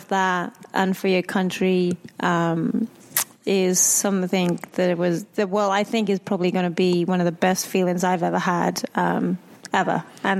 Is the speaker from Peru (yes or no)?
no; England, United Kingdom; As you know, being English, that this number one, the rivalry, obviously